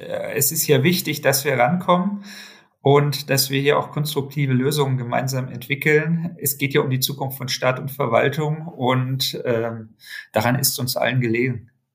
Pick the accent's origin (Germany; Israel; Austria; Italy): Germany; bei uns in Deutschland